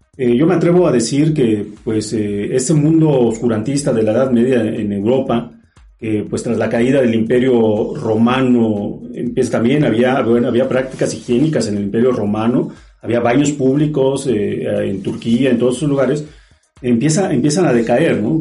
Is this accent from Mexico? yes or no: yes; Mexico; soy de aquí de México